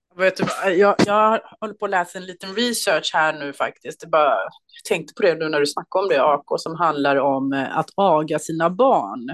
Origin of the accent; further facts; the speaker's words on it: Småland, Sweden; also born or lived in Skåne; vi kom ju till Småland när vi kom mm. till Sverige. Så att jag mm. har ju först Småland i, i min barndom och sen har jag en mindre ort i Skåne som min ungdom.